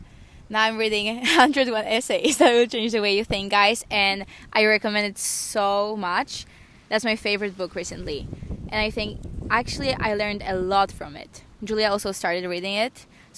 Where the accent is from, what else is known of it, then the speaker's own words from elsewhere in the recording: Poland; moved away; I'm from Poland, and I came here 8 months ago